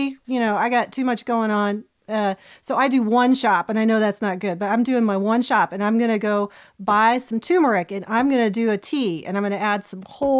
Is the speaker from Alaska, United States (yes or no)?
no; Ohio, United States; moved away; I grew up in Ohio